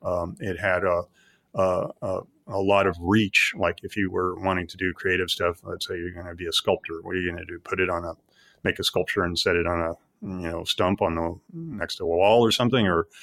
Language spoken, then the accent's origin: English; Midwest, United States; I grew up in the Midwest, and my parents were of a somewhat, conventional background.